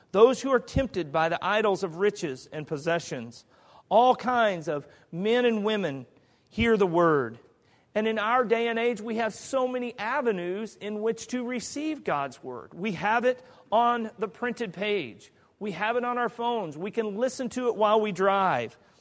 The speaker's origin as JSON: {"language": "English", "region": "Kansas", "country": "United States", "tie": "born or raised there", "moved": "yes", "said": "In Kansas, there's a beautiful area of the country. I think it's beautiful. That's my home state."}